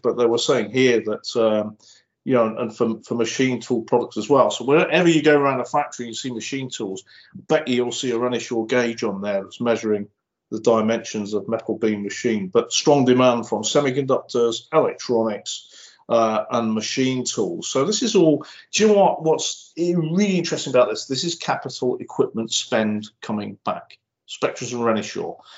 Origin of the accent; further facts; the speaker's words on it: Cheshire, North West England, United Kingdom; I'm from Cheshire